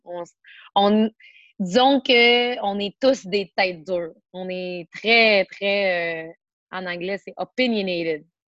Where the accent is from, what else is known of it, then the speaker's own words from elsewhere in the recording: Montreal, Quebec, Canada; je suis born and raised Montréal, particulièrement dans l'ouest de l'île